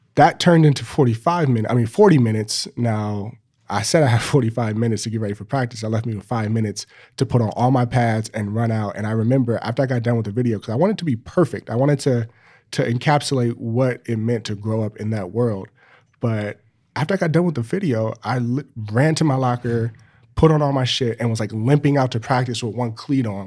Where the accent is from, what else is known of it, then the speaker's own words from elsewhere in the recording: Los Angeles, California, United States; growing up in Los Angeles, you know, five or 10 miles away from each other